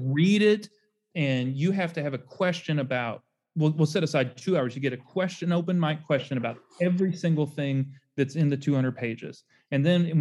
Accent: Louisville, Kentucky, United States; now in Memphis, United States; I grew up in Louisville

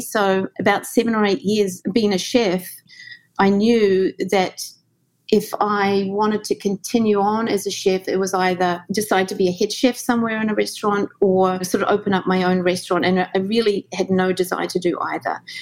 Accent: New Zealand; moved away as an adult; also born or lived in Australia; now in New York, United States; growing up in New Zealand in the 70s

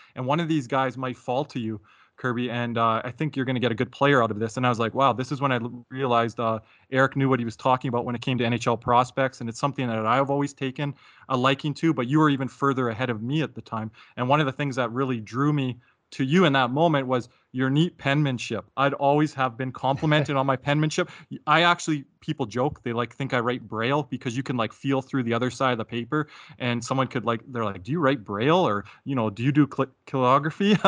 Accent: Calgary, Alberta, Canada; growing up in Calgary, Alberta, Canada, born and raised here

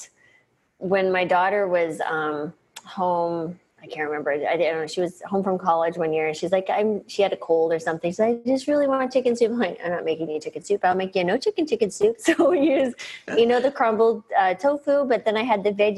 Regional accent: New Mexico, United States; I grew up in New Mexico, so I was cooking at the state fair enchiladas and stuff by eight

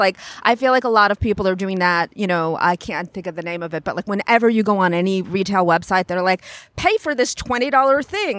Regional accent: Long Island, New York, United States; No, I'm from Long Island, New York.

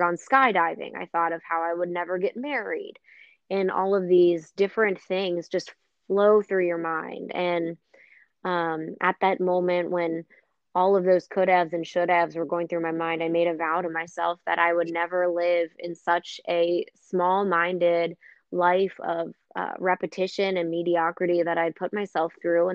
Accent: Cincinnati, Ohio, United States; also born or lived in Rochester, Minnesota / Indianapolis; I'm actually from Cincinnati, and I live in Cincinnati now

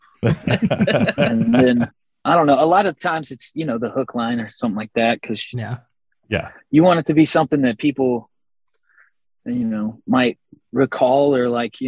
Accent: Texas, United States; We're from Texas

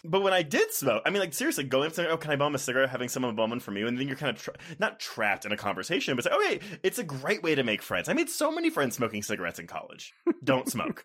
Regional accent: Texas, United States; also born or lived in Houston / Austin; now in Denver, United States; growing up in Texas, like, Houston and Austin, I was in the cities

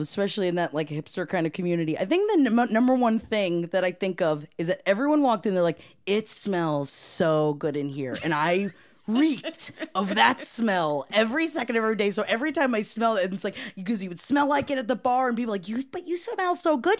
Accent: Palm Harbor, Florida, United States; moved away; also born or lived in Brooklyn, New York; I'm from Palm Harbor, Florida.

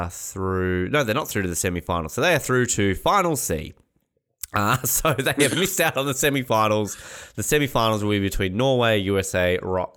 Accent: Australia; as an Australian

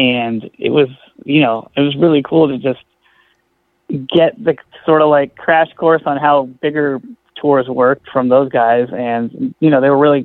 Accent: Bay Area, California, United States; I grew up in the Bay Area

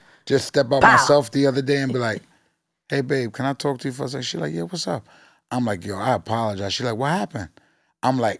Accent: New York City, New York, United States; I'm from Forest Projects

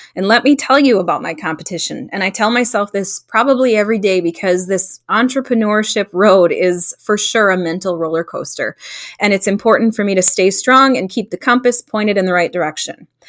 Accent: Stillwater, Minnesota, United States; moved away as an adult; now in Hudson, United States; Both my husband and I were born and raised in Stillwater, and for the past 10 years or so, we've lived in Hudson

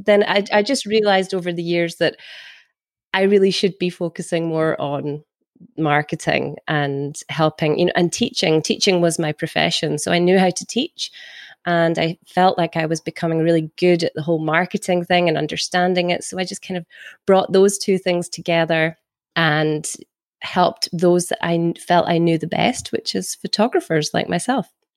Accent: Scotland, United Kingdom; also born or lived in Carnoustie, Scotland; I'm from Scotland.

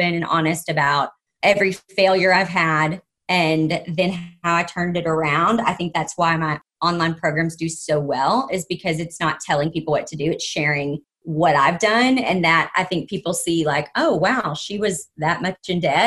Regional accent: the South, United States; I grew up in the South

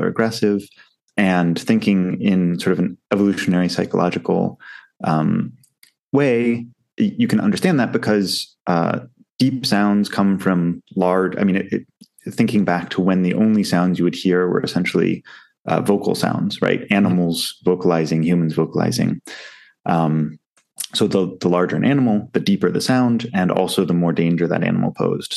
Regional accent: United States; now in Southeast Asia; being an American myself

